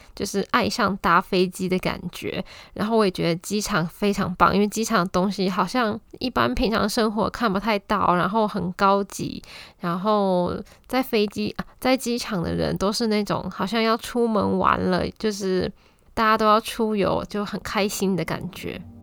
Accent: Taiwan; 再加上我一个台湾人

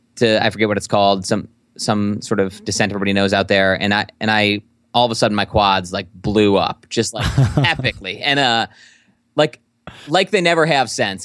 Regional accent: Midwest, United States; a Midwesterner

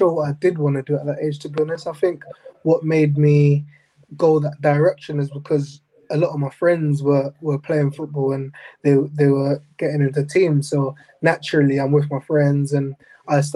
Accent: England, United Kingdom; also born or lived in Jamaica / United States; I came from America to England about age six

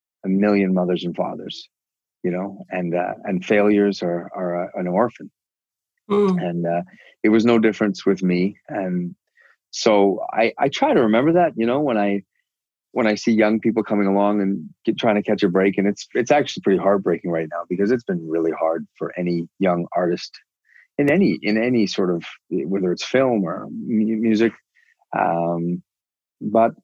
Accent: Canada; I'm so Canadian

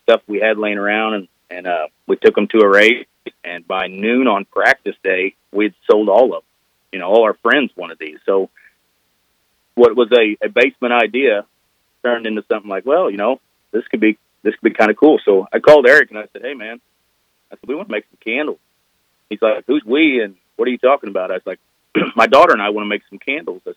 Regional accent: Southeast Missouri, United States; I'm from Southeast Missouri

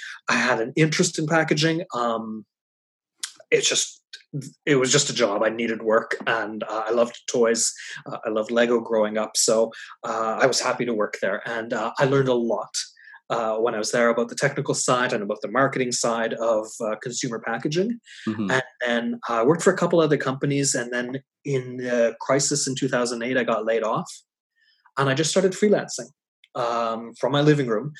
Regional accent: Halifax, Nova Scotia, Canada; moved away as an adult; also born or lived in Montreal; I had to move back to my hometown here, Halifax

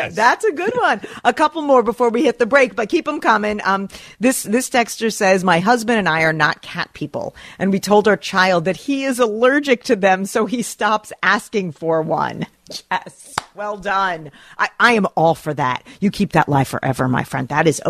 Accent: New York, United States; As an East Coast girl, I grew up in Rockland County. I've been to Action Park as an adult.

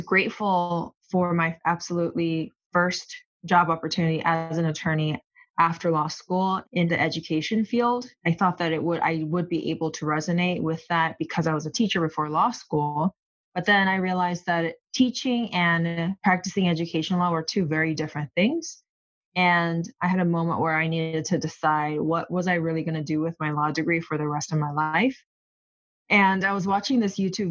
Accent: South Korea; moved away as an adult; also born or lived in Los Angeles, United States; now in United States; I was born in Los Angeles, but I grew up in South Korea. And I came here on my own for college in 2008

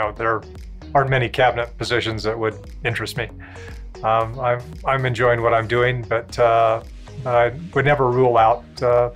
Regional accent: Snowflake, Arizona, United States; growing up in Snowflake

